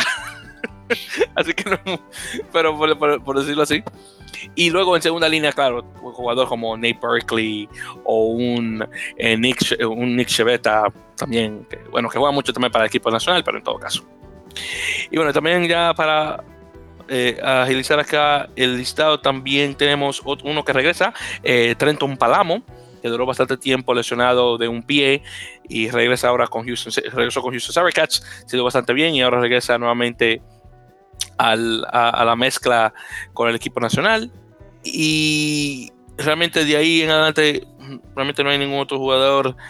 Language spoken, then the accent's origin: Spanish; Dominican Republic; no niego mi descendencia africana, como muchos dominicanos